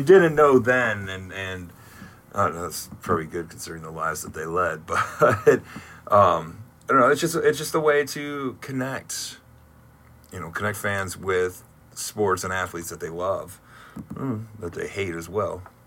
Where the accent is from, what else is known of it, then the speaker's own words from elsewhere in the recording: Toledo, Ohio, United States; now in Columbus, United States; I grew up in the Toledo area, so I went to a lot of uh, Mud Hens games growing up